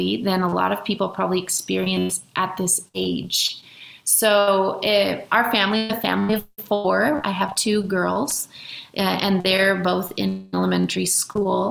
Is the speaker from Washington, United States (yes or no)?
yes; Washington, United States; now in Mexico; I'm from Washington State